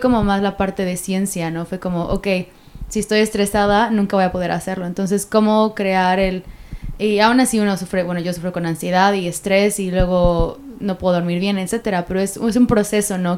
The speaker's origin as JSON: {"language": "Spanish", "country": "Mexico", "said": "como mexicana"}